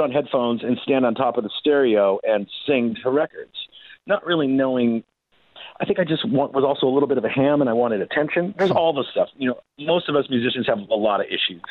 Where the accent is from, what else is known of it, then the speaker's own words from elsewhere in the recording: Puyallup, Washington, United States; also born or lived in Seattle; I grew up in Puyallup, which is, I know it's kind of a hard word to say. It's about an hour south, that's where I'm at now.